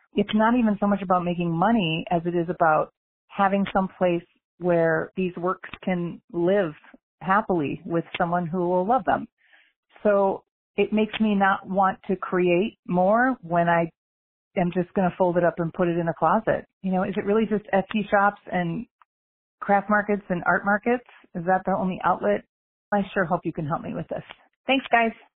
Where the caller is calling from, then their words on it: Phoenix, Arizona, United States; I'm calling from Phoenix, Arizona